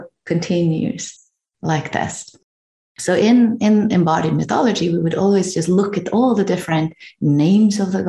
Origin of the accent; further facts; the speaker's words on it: Norway; I'm from Norway